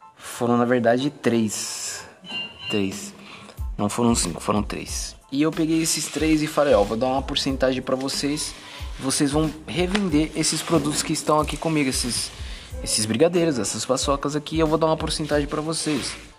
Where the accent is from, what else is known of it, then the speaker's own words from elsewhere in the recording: São Paulo, Brazil; moved away as an adult; Nasci em São Paulo, morei 17 anos em São Paulo